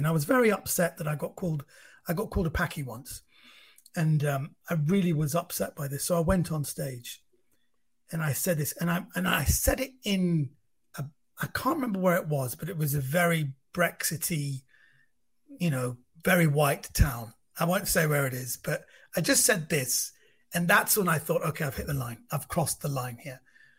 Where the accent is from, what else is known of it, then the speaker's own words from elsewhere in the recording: Iran; Number one, I'm not from Pakistan. I'm from Iran, which geographically is a country next door.